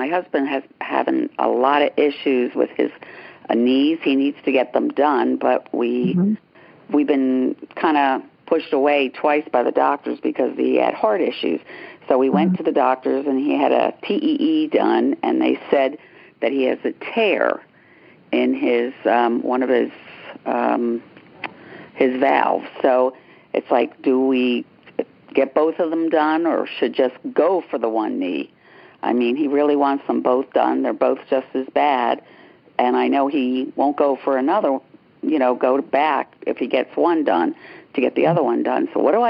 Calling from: Pennsylvania, United States

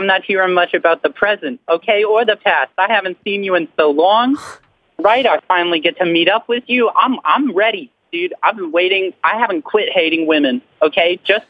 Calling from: Mississippi, United States; Oh, I'm … from Mississippi, but thanks for having me.

